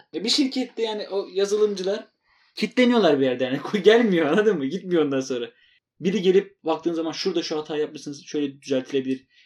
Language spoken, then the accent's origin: Turkish; Eastern Anatolia, Turkey; ikimiz de doğuluyuz